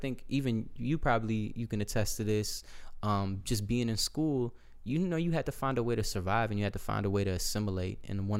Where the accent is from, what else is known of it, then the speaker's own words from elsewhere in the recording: Azerbaijan; born there; Born in Azerbaijan.